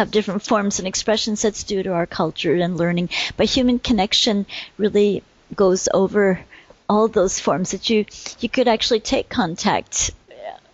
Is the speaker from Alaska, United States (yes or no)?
no; Vermont, United States; moved away as an adult; now in Sweden; I grew up in a little town in Vermont in the States